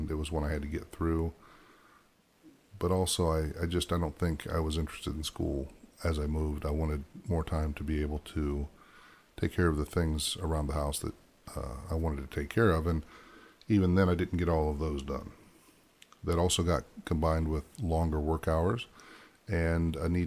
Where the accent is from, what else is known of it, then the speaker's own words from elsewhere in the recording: Ohio, United States; moved away; also born or lived in Michigan; I grew up in Ohio for the most part, Ohio, Michigan, for a vast majority of my time